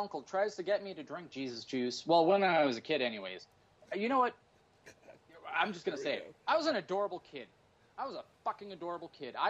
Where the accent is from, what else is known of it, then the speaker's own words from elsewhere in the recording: Canada; And then I had a gun, but we're Canadian.